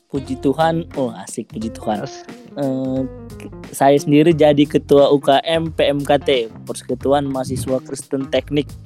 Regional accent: North Sumatra, Indonesia; saya sendiri itu asalnya kan dari Sumatera Utara kayak gitu saya sebelumnya nggak tahu lah Purbalingga itu bagian mana Indonesia

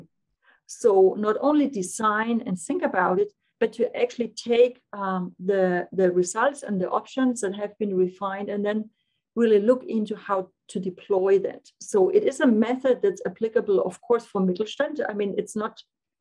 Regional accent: Germany; English is a second language; moved away as an adult; now in Switzerland; I'm from German nature, living here in Switzerland for more than 15 years.

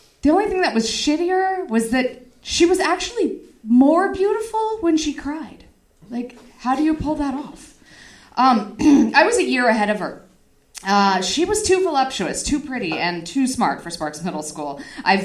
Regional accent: Reno, Nevada, United States; growing up in Reno

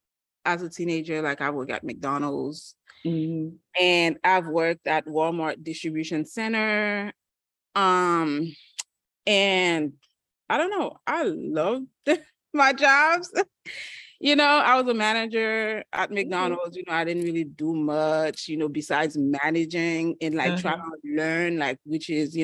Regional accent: Haiti; English is a second language; moved away; I am from Haiti

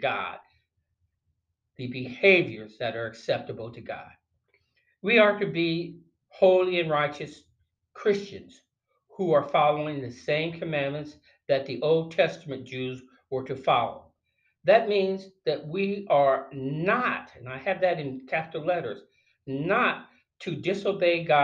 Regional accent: North Carolina, United States; in one of the churches that were in my hometown of North Carolina

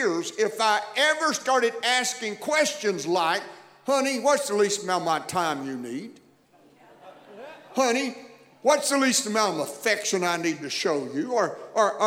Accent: Texas, United States; I'm reminded every place I go, you're from Texas. And I guess there's just really something about my voice and accent that indicates that's where I'm from. I didn't do that intentionally. It's just the product of growing up in that environment

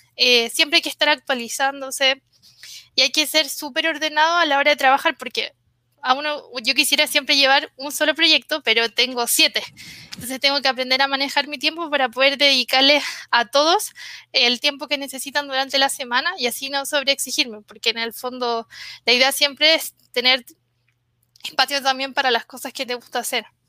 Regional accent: Santiago, Santiago Metropolitan Region, Chile; Soy de, de Santiago, mi familia es del norte, de Antofagasta, que es como una de las ciudades donde están las minas de cobre

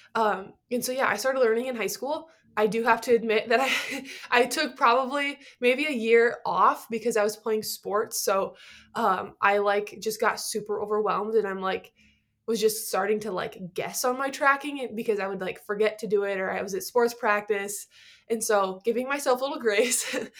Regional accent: Nebraska, United States; I'm from Nebraska

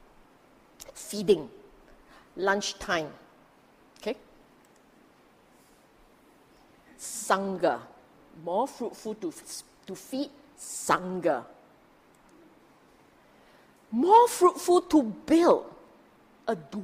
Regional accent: Singapore; we are Singaporean

